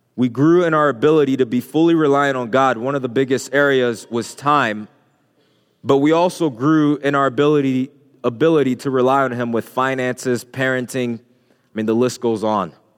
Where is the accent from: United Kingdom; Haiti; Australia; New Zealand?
Haiti; moved away; I can remember growing up in Haiti. Um, when I was a little boy, just walking the streets, walking from school